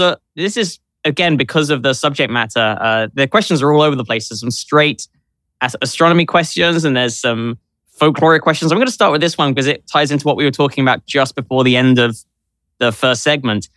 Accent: London, United Kingdom; now in New York, United States; I grew up in London

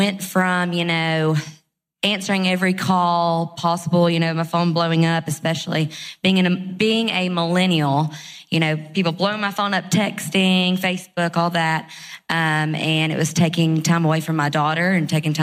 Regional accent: Huntsville, Alabama, United States; I'm from Huntsville, Alabama

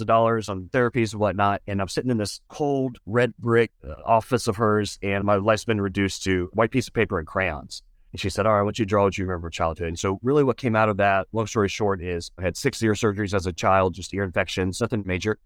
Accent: San Antonio, Texas, United States; I grew up in San Antonio, Texas, and had everything I needed

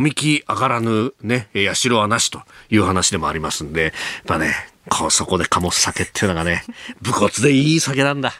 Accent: Yokosuka, Kanagawa, Japan; 僕はあの横須賀の出身

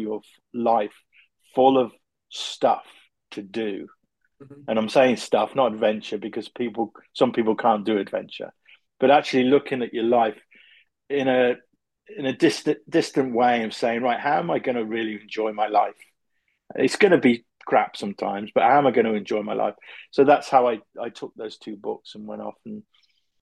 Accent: Coventry, West Midlands, United Kingdom; I'm from Coventry, which is in the UK, very car industrial area.

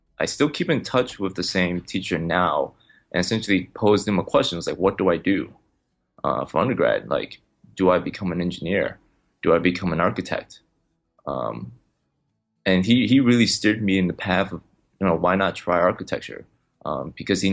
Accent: Chicago, Illinois, United States; I'm born and raised in Chicago.

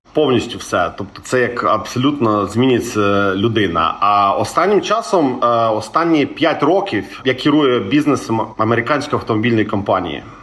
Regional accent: Crimea, Ukraine; я з Криму

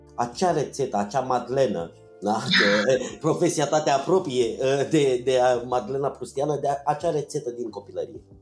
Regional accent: Focșani, Vrancea County, Romania; now in Bucharest, Romania; la Focșani, spre exemplu, de unde sunt eu

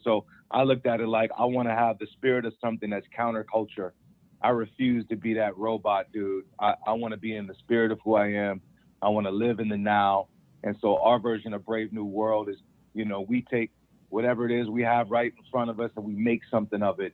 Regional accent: Federal Way, Washington, United States; we are the first black extended family of my hometown in Federal Way

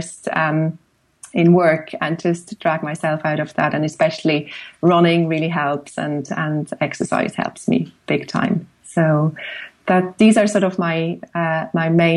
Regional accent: Switzerland; moved away as an adult; now in Dublin, Ireland; growing up in Switzerland and with, you know, pretty much a view to the mountains from the classroom

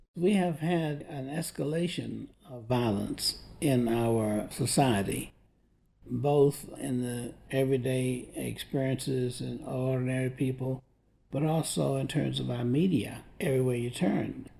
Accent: Tampa, Florida, United States; I grew up in Tampa, Florida

